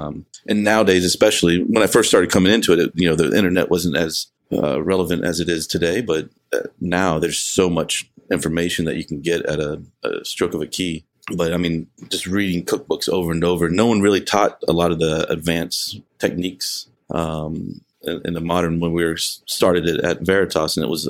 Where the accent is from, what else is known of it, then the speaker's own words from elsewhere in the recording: New Orleans, Louisiana, United States; Yeah, I grew up in New Orleans or outside, right outside. I was a military brat.